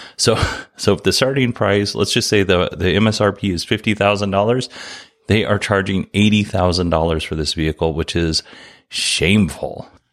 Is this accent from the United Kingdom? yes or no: no; Alaska, United States; now in Arizona, United States; I grew up in Alaska